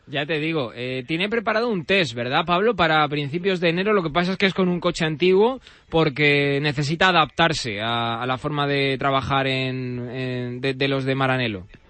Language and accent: Spanish; Alcázar de San Juan, Castilla-La Mancha, Spain; Yo es que soy de allí, de Ciudad Real, de, Alcázar de San Juan